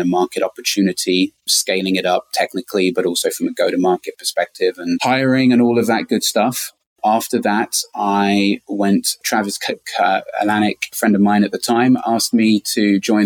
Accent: London, United Kingdom; moved away as an adult; now in San Francisco, United States; I'm originally from London. I moved to San Francisco in 2006

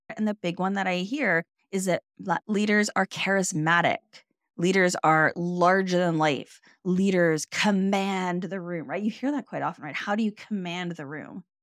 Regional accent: Canada; I'm Canadian

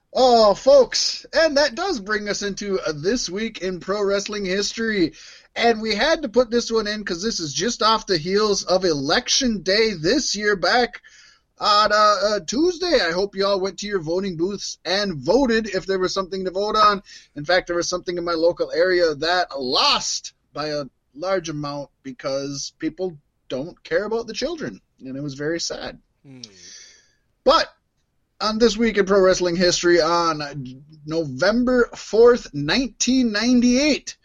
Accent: Minnesota, United States; we're from Minnesota

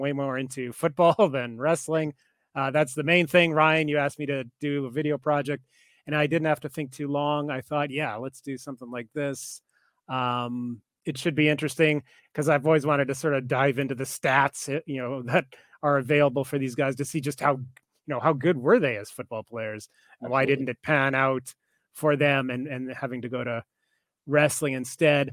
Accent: Canada; I'm Canadian

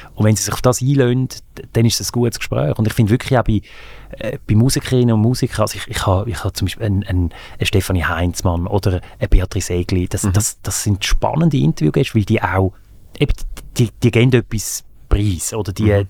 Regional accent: Aargau, Switzerland; also born or lived in Zürich / Graubünden / Fislisbach near Baden; Im Aargau. Zürich, Aargau, bisschen noch in Graubünden

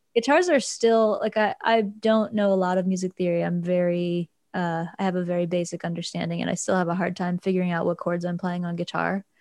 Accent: Luray, Virginia, United States; originally, I'm from rural Virginia, a town called Luray.

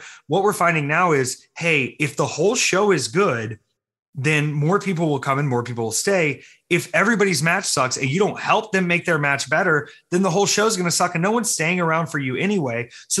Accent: the South, United States; Both of my grandfathers were pastors in their respective religions. So I had a Methodist pastor and I had a Baptist pastor

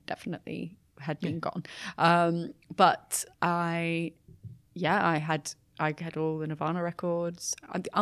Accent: Brighton, South East England, United Kingdom; moved away; back in my hometown, like in Brighton

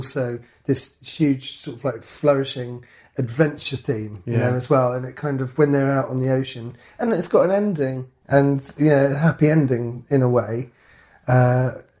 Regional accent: London, United Kingdom; growing up in London

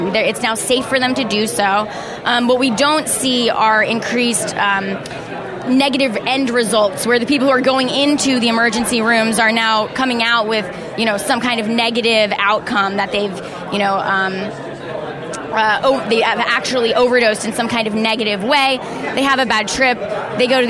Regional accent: New Jersey, United States; now in California, United States; I came from New Jersey, it's where I was born

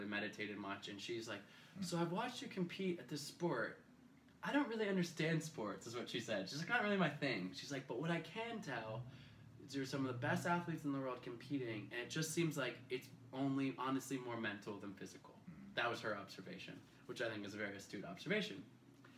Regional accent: Portland, Oregon, United States; I'm from Portland, Oregon.

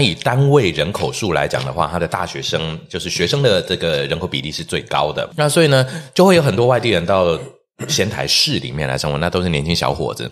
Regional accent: Taiwan; also born or lived in Sendai, Japan; 我那时候在日本走路是有风的，身为台湾人走路是有风的

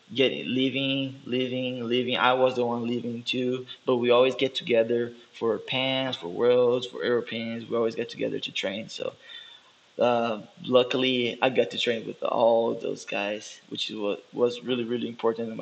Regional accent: Brazil; English is a second language; moved away as an adult; also born or lived in Dallas, United States / Brea, California / Rio de Janeiro; now in San Antonio, United States; I had to go back in Brazil

